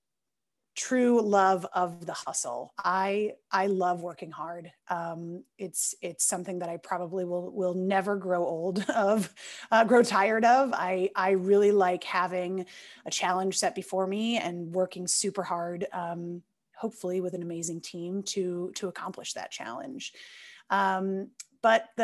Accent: Novato, California, United States; I grew up in Novato, which is the northernmost city in that county

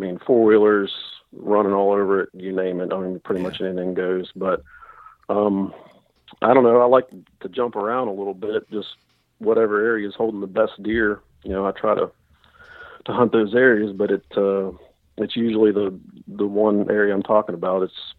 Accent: West Virginia, United States; I'm from North Central West Virginia in Marion County. It's just south of Morgantown, and I'm about half hour from the Pennsylvania line.

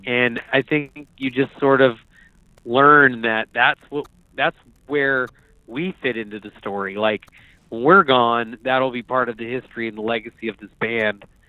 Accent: Fairfax, Virginia, United States; I grew up on the Virginia side of Washington D.C out there in the suburbs in Fairfax, Virginia

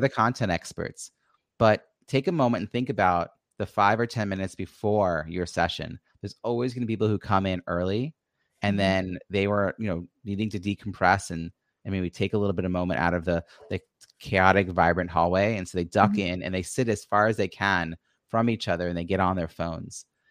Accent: Long Island, New York, United States; also born or lived in Philadelphia suburbs; now in Philadelphia, United States; I grew up on Long Island, New York

